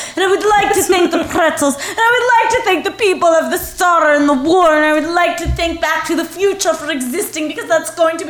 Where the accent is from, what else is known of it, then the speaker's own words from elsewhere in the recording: Georgia, United States; I'm from an island off of Georgia.